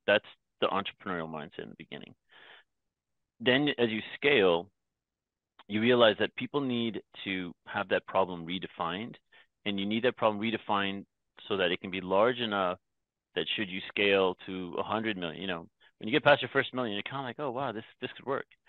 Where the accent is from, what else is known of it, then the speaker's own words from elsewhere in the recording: Toronto, Ontario, Canada; first language English; also born or lived in Myanmar; we traveled the longer way around the world from Myanmar to Toronto